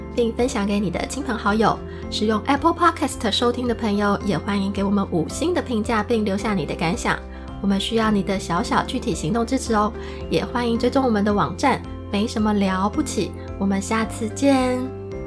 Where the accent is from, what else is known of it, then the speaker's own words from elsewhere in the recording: Taiwan; moved away as an adult; 我也是土生土长的台湾人